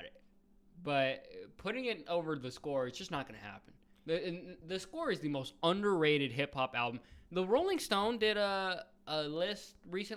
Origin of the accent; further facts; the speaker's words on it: California, United States; Born and raised in Cali